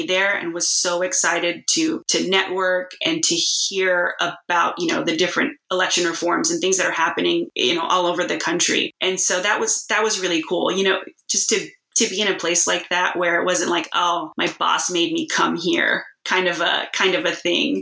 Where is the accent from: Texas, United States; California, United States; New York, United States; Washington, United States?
Texas, United States; moved away; also born or lived in Alaska; I'm born and raised in Texas. And I just moved back about a month or so ago